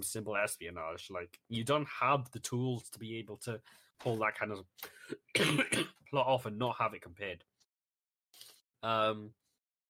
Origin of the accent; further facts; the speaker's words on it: United Kingdom; as a British citizen